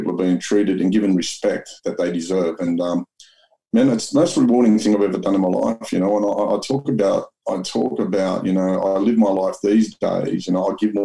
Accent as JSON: {"language": "English", "town": "Sydney", "region": "New South Wales", "country": "Australia", "tie": "born or raised there", "said": "I grew up in Mount Druitt"}